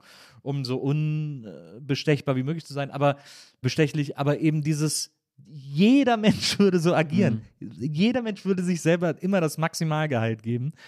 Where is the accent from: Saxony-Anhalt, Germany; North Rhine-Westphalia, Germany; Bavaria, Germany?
North Rhine-Westphalia, Germany; Wesseling; now in Berlin, Germany; weil ich aus Wesseling komme